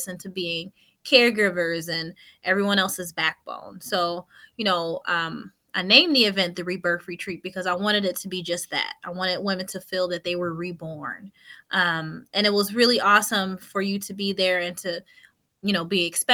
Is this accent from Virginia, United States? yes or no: no; Buffalo, New York, United States; moved away as an adult; now in New Jersey, United States; I'm a transplant from Buffalo, New York. Or he and I both are. I was a young girl. I was 20 years old